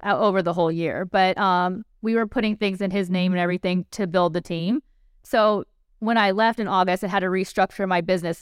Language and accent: English; Mississippi, United States; moved away as an adult; now in Las Vegas, United States; I grew up in Mississippi